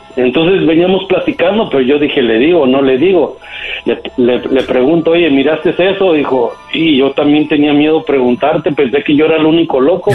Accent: Guadalajara, Jalisco, Mexico; me crié en Guadalajara

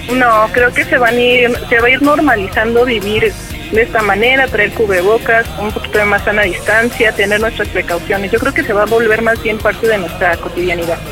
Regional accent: Mexico City, Mexico; soy de la Ciudad de México, en la Gustavo Madero

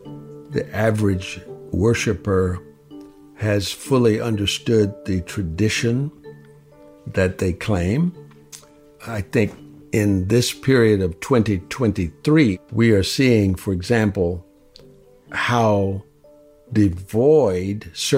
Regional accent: the Jim Crow South, United States; I grew up in the Jim Crow South

